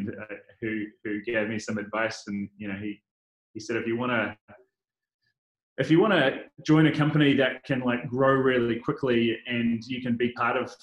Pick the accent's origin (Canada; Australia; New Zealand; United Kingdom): New Zealand; Auckland; accent: New Zealand; moved away as an adult; now in Los Angeles, United States; I grew up in New Zealand, and so that's where my family are from